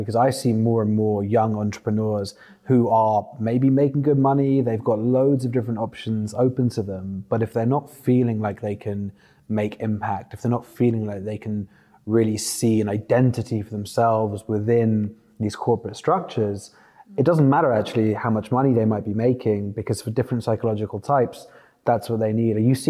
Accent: London, United Kingdom; growing up in the UK, especially growing up in London

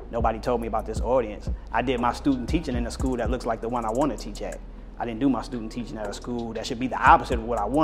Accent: Hudson, Ohio, United States; if I'm 18, 19 years old, I lived in the suburbs. Uh, I'm from Hudson, which is a suburb of Akron that's uh, pretty wealthy, right?

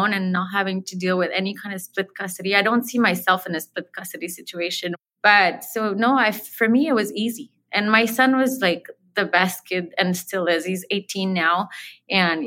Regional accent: Montreal, Quebec, Canada; first language French; English is a second language; also born or lived in Los Angeles; Born and raised in Montreal, and then when I was 19, I moved to LA with my one-year-old son.

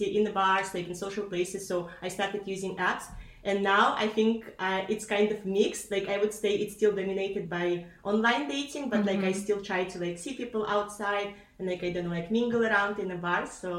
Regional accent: Kazakhstan; also born or lived in Barcelona, Spain; now in Amsterdam, Netherlands; I moved to Amsterdam 2 years ago from Barcelona. But originally I am from Kazakhstan.

